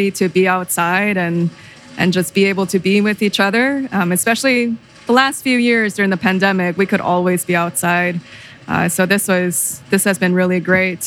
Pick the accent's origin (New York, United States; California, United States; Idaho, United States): California, United States; Southern; I'm originally from Southern California